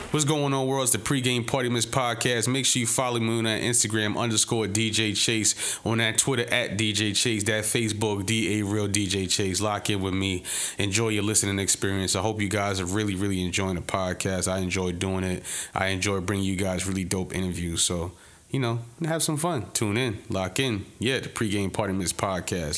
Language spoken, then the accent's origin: English; New York City, New York, United States; born or raised there; also born or lived in Germany